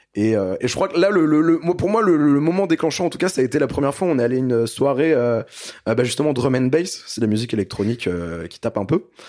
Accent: Brittany, France; je suis né en Bretagne

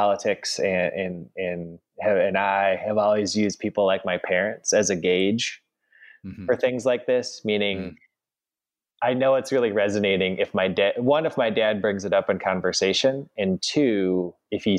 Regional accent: Madison, Wisconsin, United States; now in Memphis, United States; my hometown of Madison, which of course is a city with a rich history of protests

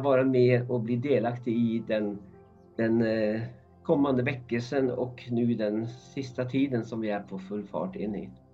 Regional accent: Norway; Swedish is a second language; moved away as an adult; also born or lived in Uppsala, Sweden; now in Stockholm, Sweden; är ursprungligen från Norge. Jag flyttade hit 1987 eh, när jag var 19 år gammal.

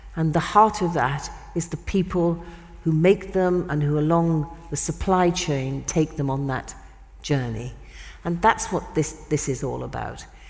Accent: United Kingdom; in my country, in the UK

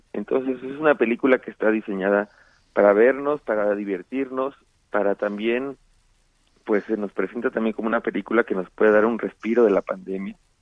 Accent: Mexico City, Mexico; yo también soy chilango y soy orgullosamente chilango

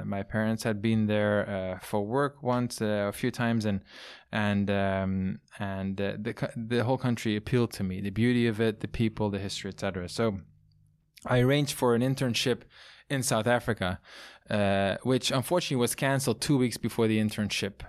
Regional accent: southernmost part of the Netherlands, Limburg, Netherlands; English is a second language; moved away as an adult; also born or lived in France / China / New York; now in Napa Valley, United States; the part where I grew up and was born is the, the most southern, eastern part, which is a hilly part.

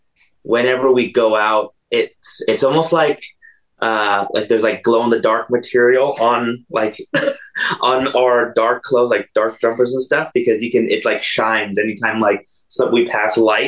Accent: Long Beach, California, United States; Yeah, so I'm originally from Long Beach, California.

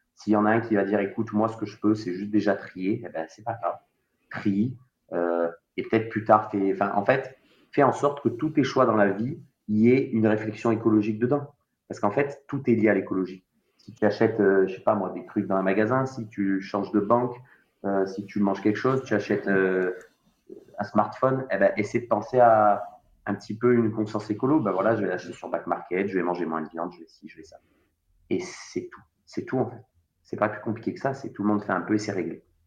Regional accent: Marseille, Provence-Alpes-Côte d'Azur, France; also born or lived in Savoie; en tant que Marseillais

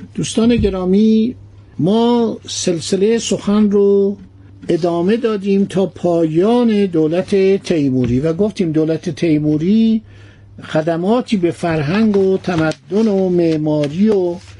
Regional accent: Iran; ما ایرانی هستیم

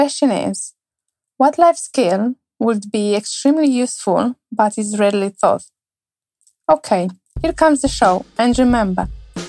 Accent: Romania; now in Canterbury, United Kingdom; a Romanian living in Canterbury

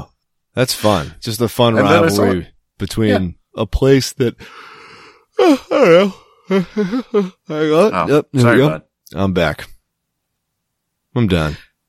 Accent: Boston, Massachusetts, United States; accent: Boston; now in New Jersey, United States; I moved there a year ago. And while my Boston accent hasn't freaking left, let me tell you, I'm a huge Jets fan now.

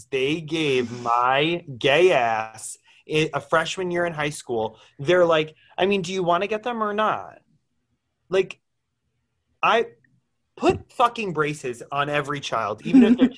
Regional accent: Wayne, New Jersey, United States; now everyone's going to know I'm the bitch from Wayne, New Jersey that did

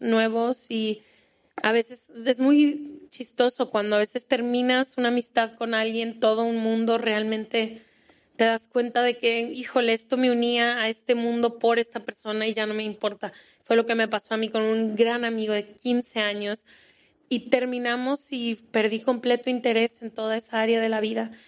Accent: Colombia; moved away as an adult; now in Spain; Soy de Colombia, llevo cinco años en España

